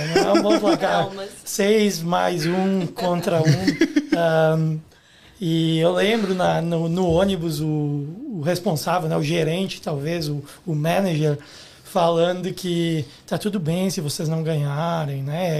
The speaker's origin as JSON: {"language": "Portuguese", "town": "Guaporé", "region": "Rio Grande do Sul", "country": "Brazil", "tie": "born or raised there", "moved": "as an adult", "lives_now": "Canada", "said": "Eu sou do interior do Rio Grande do Sul, numa cidade chamada Guaporé"}